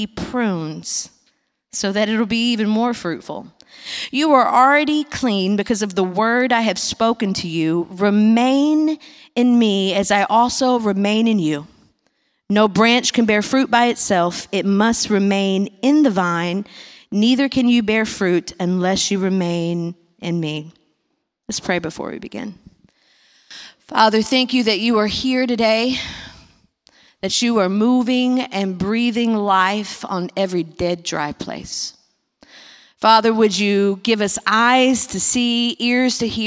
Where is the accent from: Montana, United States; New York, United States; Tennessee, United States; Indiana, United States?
Tennessee, United States; Big Sandy; moved away as an adult; also born or lived in Nashville, Tennessee; I'm from a little town called Big Sandy, Tennessee, that has 500 people in it